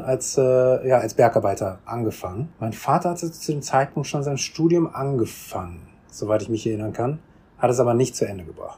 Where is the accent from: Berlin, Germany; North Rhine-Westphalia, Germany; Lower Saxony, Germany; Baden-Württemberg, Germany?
North Rhine-Westphalia, Germany; Bonn; moved away as an adult; now in South Korea; Ich bin in Bonn aufgewachsen